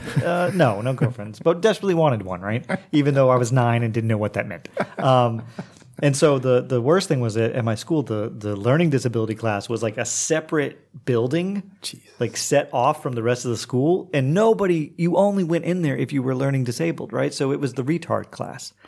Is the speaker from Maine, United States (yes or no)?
no; Oklahoma, United States; moved away as an adult; also born or lived in Montreal / Istanbul / New Orleans; now in Croatia; I'm from Oklahoma, and like Oklahoma public schools aren't the best